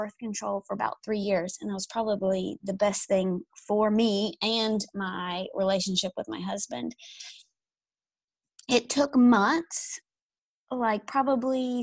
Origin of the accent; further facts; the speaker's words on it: East Tennessee, United States; moved away as an adult; now in Nashville, United States; I'm from East Tennessee, and then I moved to Nashville for a job.